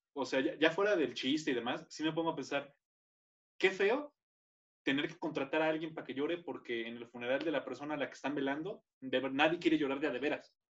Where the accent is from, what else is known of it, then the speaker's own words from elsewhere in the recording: Tenancingo, Mexico; moved away; en mi pueblo, en Tenen York, que era de héroes, era gerente de un banco, de los poquitos bancos que había ahí cuando yo estaba más joven